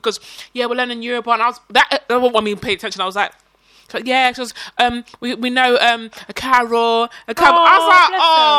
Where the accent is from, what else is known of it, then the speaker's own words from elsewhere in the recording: London, United Kingdom; I'm from South